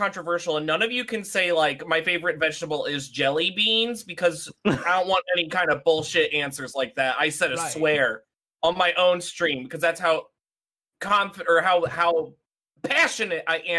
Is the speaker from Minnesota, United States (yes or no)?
no; Indiana, United States; I am a Hoosier originally.